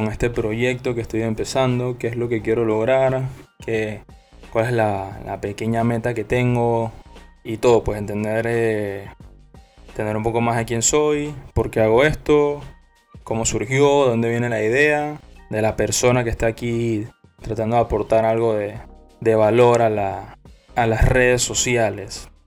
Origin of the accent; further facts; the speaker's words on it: Panama; Soy panameño.